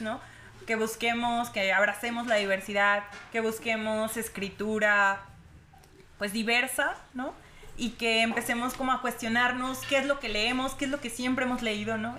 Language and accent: Spanish; Veracruz, Mexico; yo vengo de Veracruz